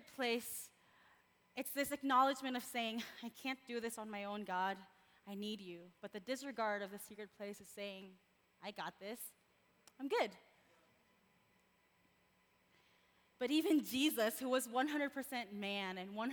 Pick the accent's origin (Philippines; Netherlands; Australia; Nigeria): Philippines; moved away; I was born and raised in the Philippines